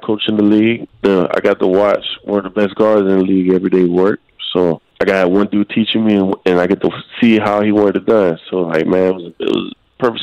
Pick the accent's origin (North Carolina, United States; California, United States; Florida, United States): Florida, United States; Miami; I'm from Miami. I've been here my whole life.